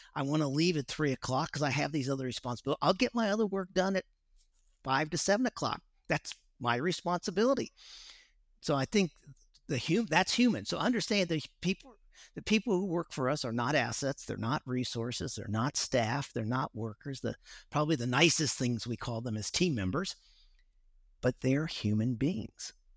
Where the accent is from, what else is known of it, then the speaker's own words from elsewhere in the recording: West Coast, United States; moved away as an adult; also born or lived in Dallas, Texas / Singapore / Australia; I grew up on the West Coast